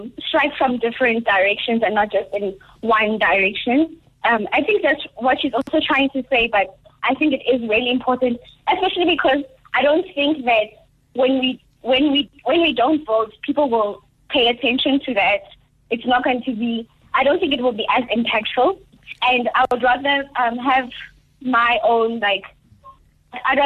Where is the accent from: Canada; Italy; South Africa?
South Africa; also born or lived in Johannesburg; as South African youth